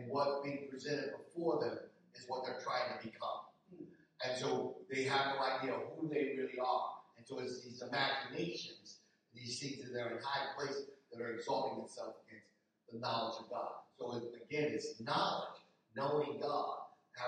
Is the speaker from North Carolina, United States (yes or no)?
no; Philadelphia, Pennsylvania, United States; now in Delaware, United States; I grew up, I don't have no problem telling people I'm from Philadelphia